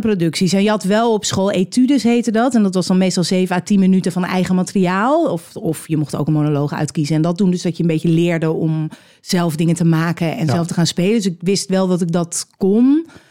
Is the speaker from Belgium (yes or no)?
no; Edam, North Holland, Netherlands; Dat ik uit Edam kom